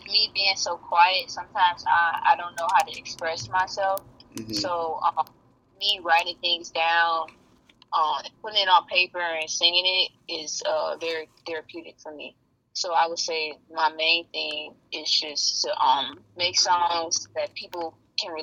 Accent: Chicago suburbs, Illinois, United States; I wasn't really raised in the city of Chicago, but the suburbs

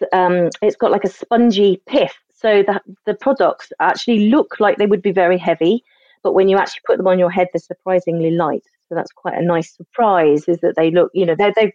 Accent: Sussex, South East England, United Kingdom; moved away; I'm from Sussex originally.

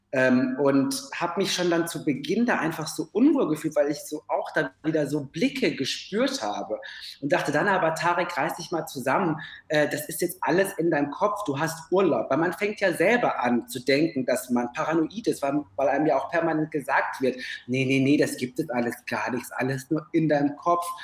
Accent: Ruhr area, North Rhine-Westphalia, Germany; now in Berlin, Germany; ich komme aus dem Ruhrgebiet

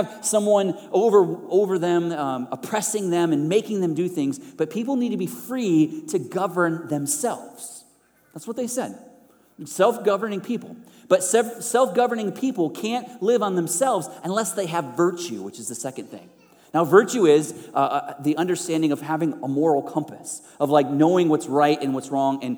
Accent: United States

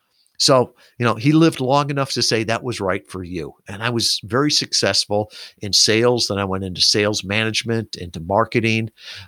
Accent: Midwest, United States; So here I am. I grew up in the Midwest, great family, all the rest

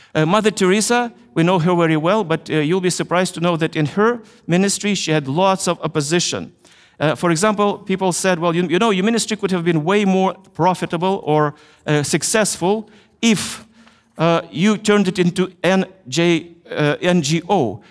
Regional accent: Ukraine; I was born in Ukraine, in, in the Soviet Union, the country I, I loved, which collapsed in 1991, and now my country is Ukraine

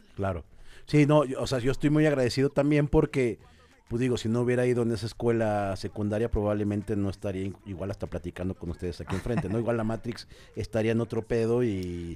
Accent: Mexico City, Mexico; yo soy de Cuapa

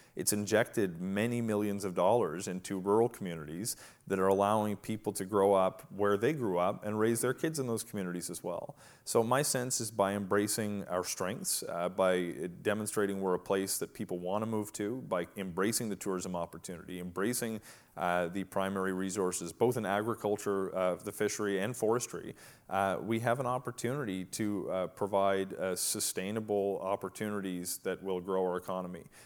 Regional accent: Merigomish, Nova Scotia, Canada; now in New Glasgow, Canada; I'm from Merrimack-Mish. Uh, those of you who don't know, rural community twenty minutes away.

